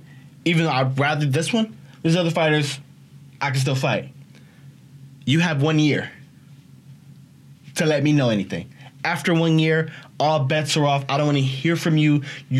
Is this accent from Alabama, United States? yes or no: yes; Alabama, United States; But you know what? I'm from Alabama.